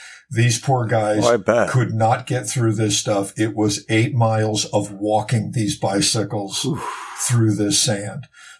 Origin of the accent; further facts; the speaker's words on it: Los Angeles, California, United States; I am from Los Angeles